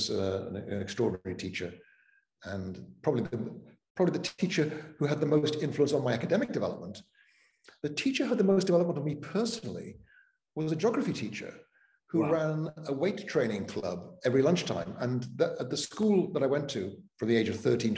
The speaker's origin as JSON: {"language": "English", "town": "Cardiff", "region": "Wales", "country": "United Kingdom", "tie": "born or raised there", "also_born_or_lived": "Altrincham, England", "first_language": "Welsh", "second_language": "English", "moved": "yes", "lives_now": "Starke, United States", "said": "I moved from Cardiff to Altrincham, just south of Manchester"}